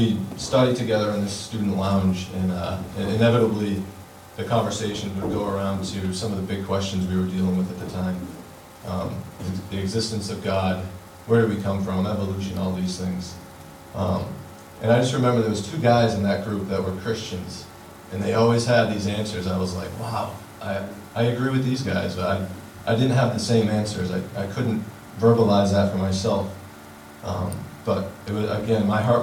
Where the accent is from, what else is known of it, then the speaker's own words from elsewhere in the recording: Middleborough, Massachusetts, United States; I was raised in Middleborough, Massachusetts. It's about an hour south of Boston.